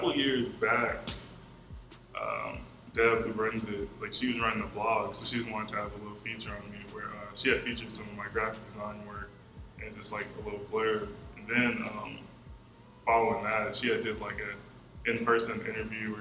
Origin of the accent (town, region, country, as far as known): Atlanta, Georgia, United States; born or raised there; also born or lived in Warner Robins, Georgia / Connecticut